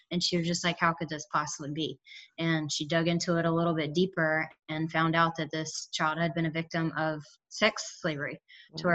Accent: Atlanta, Georgia, United States; I'm an Atlanta native

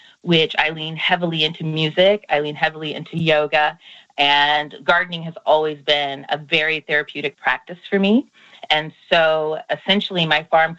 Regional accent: Iowa, United States; moved away as an adult; now in Los Angeles, United States; I grew up in a farming community. I'm originally from Iowa, here in the United States, in the Midwest

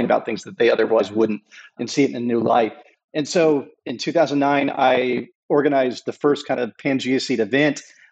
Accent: United States; also born or lived in North Texas / Southern California; now in Hawaii, United States; I grew up in Southern California and North Texas.

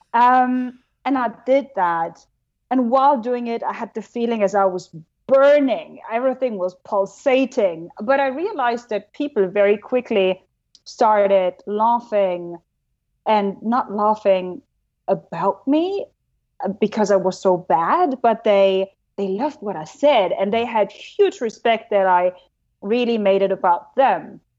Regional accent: Germany; accent: German; English is a second language; moved away; I'm German. You know, my accent sucks

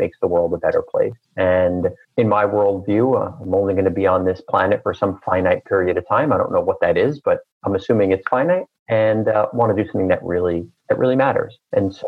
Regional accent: New York City, New York, United States; I was born and raised in Queens, New York, in a very loving middle-class family

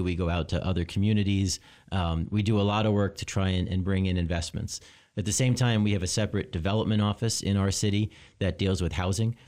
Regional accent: Long Island, New York, United States; moved away as an adult; now in Lansing, United States; I grew up in New York. Uh, I grew up on Long Island

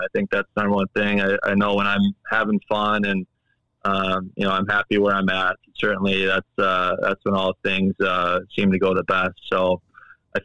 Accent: Minnesota, United States; also born or lived in Edina, Minnesota; growing up in Minnesota

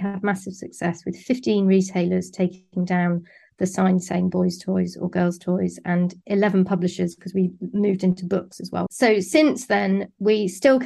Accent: Somerset, South West England, United Kingdom; moved away as an adult; also born or lived in London; I grew up in Somerset and I studied English at university. And then I moved to London

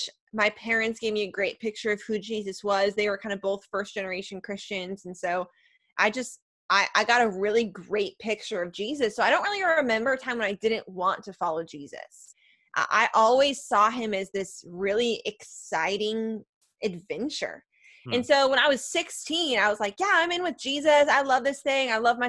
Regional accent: Chicago, Illinois, United States; I'm a Chicagoan.

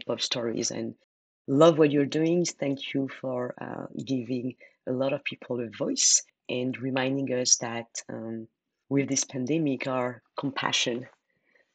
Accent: France; accent: French; English is a second language; moved away as an adult; my French accent

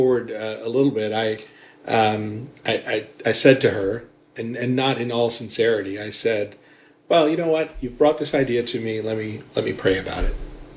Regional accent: Atlanta, Georgia, United States; also born or lived in upstate New York; we just grew up in upstate New York and then came down to Atlanta when I was 10, and have been in Atlanta ever since.

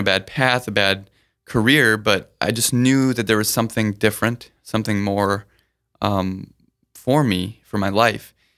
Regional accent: Sioux Falls, South Dakota, United States; also born or lived in Burnsville, Minnesota; Most of my childhood's been spent since two and a half in Sioux Falls

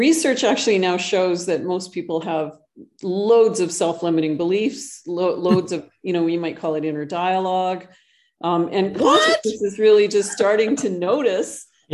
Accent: Canada; moved away as an adult; now in Costa Rica; I actually live in Costa Rica. I'm originally from Canada, but I moved south several years ago.

